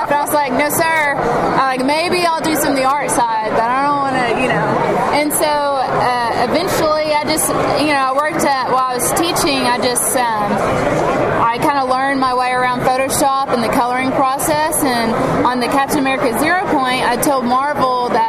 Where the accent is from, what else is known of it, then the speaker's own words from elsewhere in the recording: Little Rock, Arkansas, United States; We're from Little Rock, Arkansas.